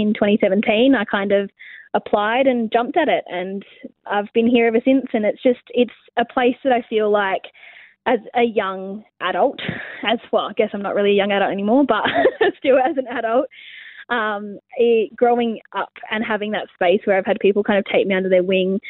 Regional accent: Western Australia, Australia; also born or lived in Melbourne, Victoria / Safety Bay / Warnbro / Mandurah; So we moved to WA when I was about 4.

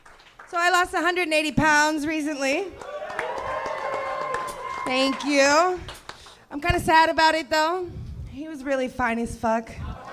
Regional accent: Brooklyn, New York, United States; I'm from Brooklyn. We just do things differently there.

